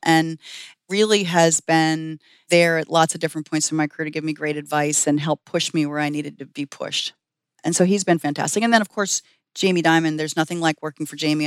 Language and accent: English; northeastern Pennsylvania, United States; I grew up in northeastern Pennsylvania